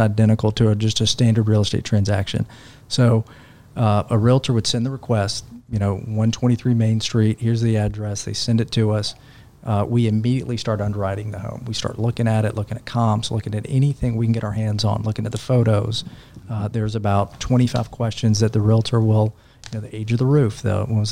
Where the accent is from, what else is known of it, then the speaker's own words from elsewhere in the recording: Nashville, Tennessee, United States; I'm from Nashville.